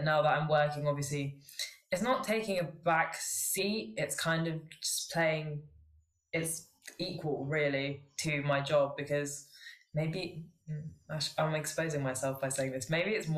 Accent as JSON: {"language": "English", "region": "London", "country": "United Kingdom", "tie": "born or raised there", "said": "I was born in London. I've lived in England my whole life, but my family is Sri Lankan"}